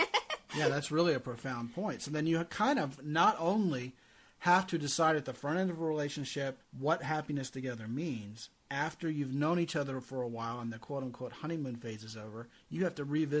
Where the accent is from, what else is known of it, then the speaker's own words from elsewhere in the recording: Baltimore, Maryland, United States; moved away; Baltimore, Maryland. That's where I grew up.